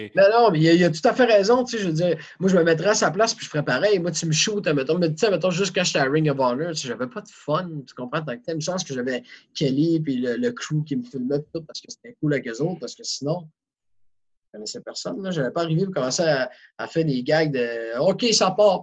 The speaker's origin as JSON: {"language": "French", "region": "Quebec", "country": "Canada", "said": "on vient du Québec"}